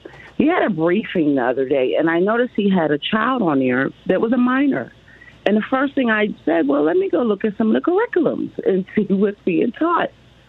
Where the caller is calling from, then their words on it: Lakeland, Florida, United States; also born or lived in Delaware; I live in Lakeland, Florida, and I've been kind of disappointed because I moved from Delaware.